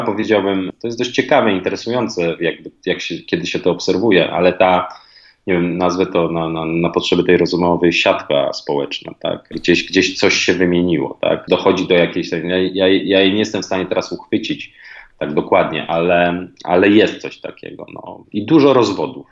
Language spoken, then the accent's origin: Polish; Warsaw, Masovian Voivodeship, Poland; moved away as an adult; also born or lived in Fuerteventura; jednak wychowałem się w Warszawie, mieszkałem w Warszawie, to jest moje naturalne środowisko